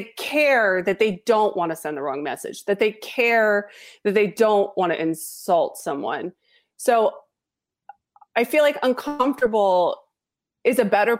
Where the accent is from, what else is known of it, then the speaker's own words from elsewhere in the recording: Los Angeles, California, United States; And I was born and raised in Los Angeles. I went to school at a very mixed school.